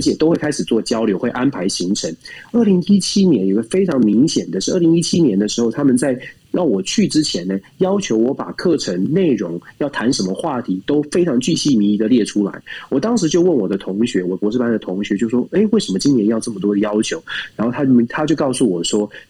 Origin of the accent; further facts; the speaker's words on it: Taiwan; 在台湾我们民主社会长大的